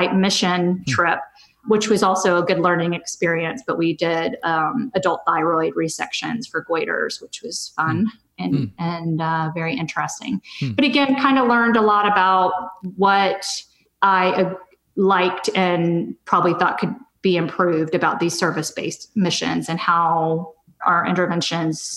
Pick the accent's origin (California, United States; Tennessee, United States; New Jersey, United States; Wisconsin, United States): California, United States; Southern; moved away as an adult; I'm originally from Southern California, so I was happy to be back in California